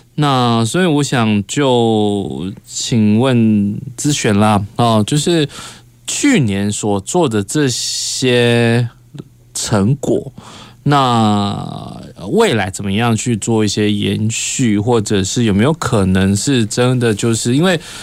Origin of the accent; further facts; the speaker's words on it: Kaohsiung, Taiwan; 很多我们高雄人也不知道